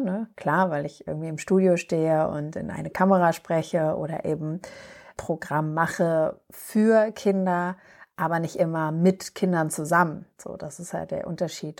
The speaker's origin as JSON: {"language": "German", "region": "Berlin", "country": "Germany", "tie": "born or raised there", "said": "ich bin ja in Berlin geboren und aufgewachsen"}